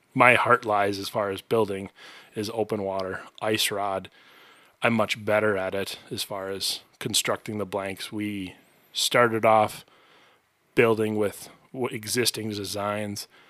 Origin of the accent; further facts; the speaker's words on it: White Bear Lake, Minnesota, United States; I grew up in White Bear Lake, very close to a very, very good fishing lake.